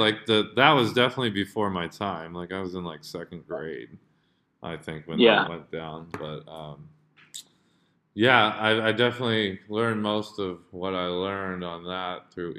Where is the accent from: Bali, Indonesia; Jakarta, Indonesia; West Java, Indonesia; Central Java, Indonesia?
Jakarta, Indonesia; and granted, I grew up in Jakarta. Like, I was watching Star Sports.